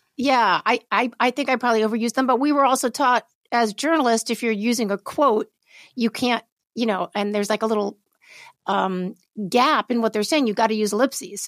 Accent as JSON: {"language": "English", "town": "New York City", "region": "New York", "country": "United States", "tie": "born or raised there", "said": "I grew up in New York City"}